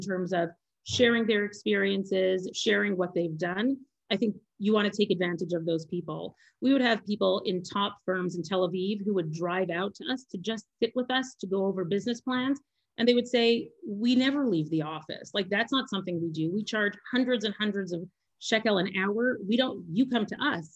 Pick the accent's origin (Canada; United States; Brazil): Canada; moved away as an adult; now in Israel; I'm Canadian, I'm a woman